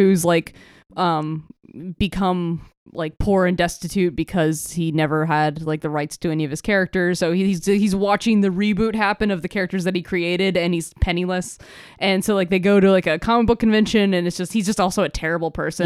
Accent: Florida, United States; growing up in Florida

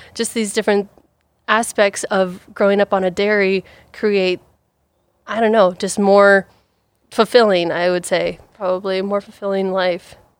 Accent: Ethel, Washington, United States; also born or lived in Vancouver, Washington; born and raised on a dairy farm, um, originally starting down in Vancouver, Washington. Um, my dad got into dairy farming, had to pick up and move the entire dairy up into the raging, booming town of Ethel, Washington, where I say, "Oh, yeah, I'm from Ethel

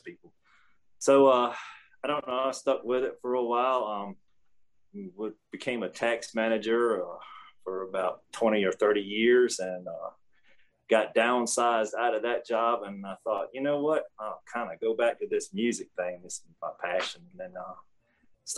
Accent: Somerton, Virginia, United States; I'm from Somerton, Virginia here.

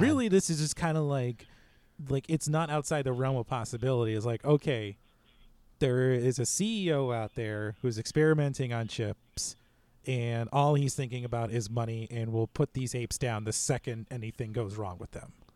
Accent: United States; as an American

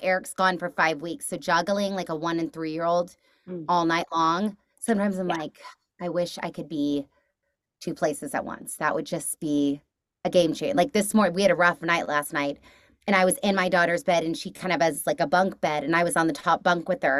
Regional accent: Texas, United States; moved away; I'm from Texas originally

